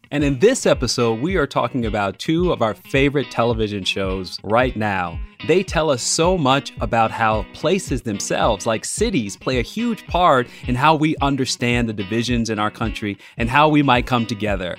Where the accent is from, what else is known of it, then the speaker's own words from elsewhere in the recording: Chicago, Illinois, United States; moved away as an adult; So I'm a Chicagoan. I love my city, but I haven't lived in Chicago since I was twenty-two years old.